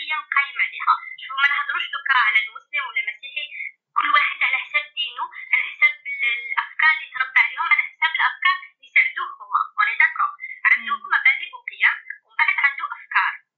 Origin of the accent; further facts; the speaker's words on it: Algeria; عندنا حنايا يعني شفتوا كجزائريين